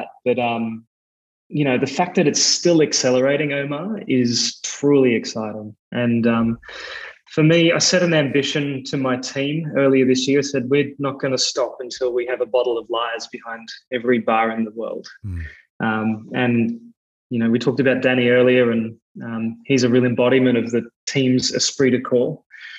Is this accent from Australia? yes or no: yes; Australia; accent: Australian; You can probably hear in my accent, I'm Australian as well